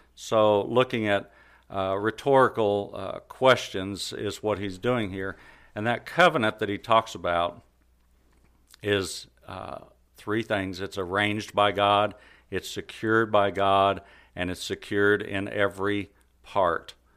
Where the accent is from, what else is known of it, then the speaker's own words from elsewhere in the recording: Carthage, United States; I was born here in Carthage, uh, pretty much raised in the church.